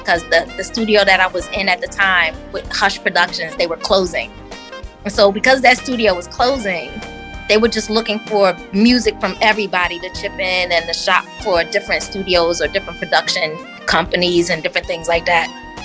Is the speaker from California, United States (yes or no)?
no; Northern New Jersey, United States; now in West Virginia, United States; Growing up in Jersey, it was just a regular childhood